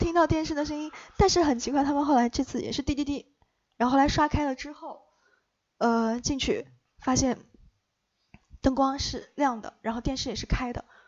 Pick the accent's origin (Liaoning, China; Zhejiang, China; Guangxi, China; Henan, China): Henan, China; Luoyang; moved away; 我的家乡在洛阳